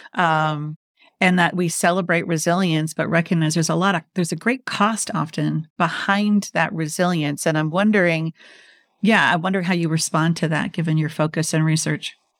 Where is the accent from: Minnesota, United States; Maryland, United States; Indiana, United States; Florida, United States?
Minnesota, United States; moved away; also born or lived in Washington, D.C. / New York; I'm from Minnesota